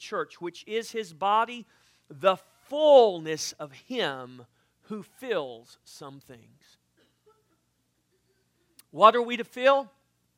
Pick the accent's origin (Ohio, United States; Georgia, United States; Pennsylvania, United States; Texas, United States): Texas, United States; South; I'm from South Texas